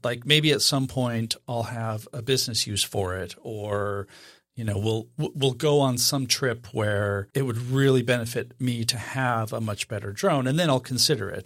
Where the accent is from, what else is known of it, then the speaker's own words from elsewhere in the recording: Idaho, United States; I was born and raised in Idaho.